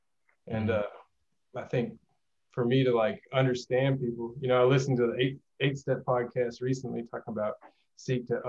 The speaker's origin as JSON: {"language": "English", "town": "Jackson", "region": "Mississippi", "country": "United States", "said": "I'm from Jackson, Mississippi metro area"}